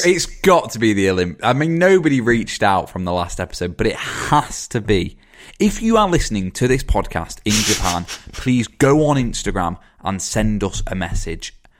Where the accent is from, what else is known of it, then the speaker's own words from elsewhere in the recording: England, United Kingdom; we're from England